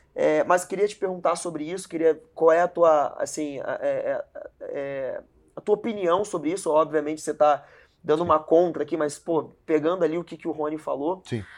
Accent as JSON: {"language": "Portuguese", "region": "Rio de Janeiro", "country": "Brazil", "said": "a gente é do Rio"}